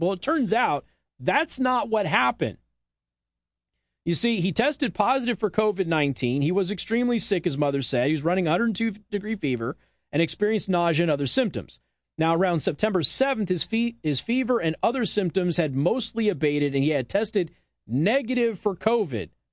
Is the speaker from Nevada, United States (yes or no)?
yes; Las Vegas, Nevada, United States; it's my hometown.